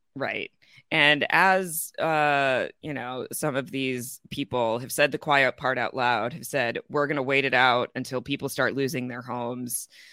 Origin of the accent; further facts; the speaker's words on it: Chicago, Illinois, United States; moved away; I'm originally from Chicago